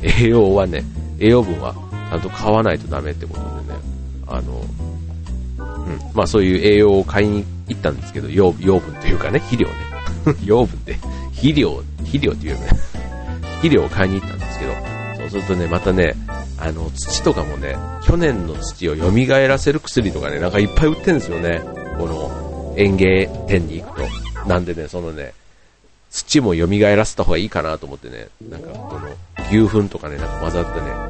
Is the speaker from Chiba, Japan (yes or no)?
yes; Funabashi, Chiba, Japan; 地元船橋市でやっているイベント